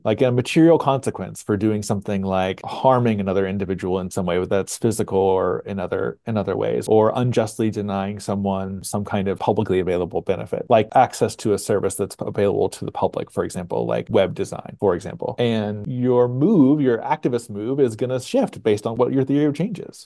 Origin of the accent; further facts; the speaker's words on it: Springfield, Missouri, United States; now in Huntsville, United States; growing up in Southwest Missouri